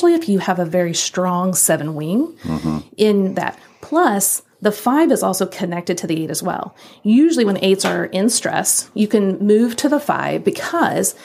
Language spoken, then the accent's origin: English; Midwest, United States; moved away; also born or lived in the North; I grew up in the Midwest and lived in the North for some time